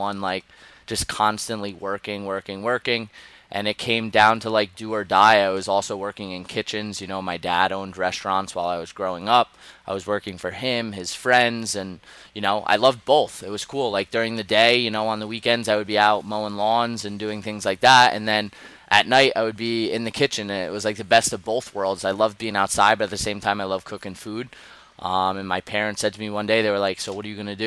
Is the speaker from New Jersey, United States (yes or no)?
yes; Sussex County, New Jersey, United States; also born or lived in Las Vegas / Colorado / Europe / upstate New York; I grew up in Jersey. I'm originally from up north, Sussex County